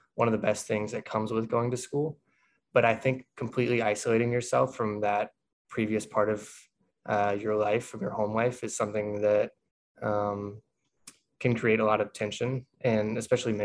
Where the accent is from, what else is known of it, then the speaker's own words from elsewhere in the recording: Lexington, South Carolina, United States; moved away as an adult; now in Boston, United States; I grew up in Lexington, South Carolina, which is just outside of Columbia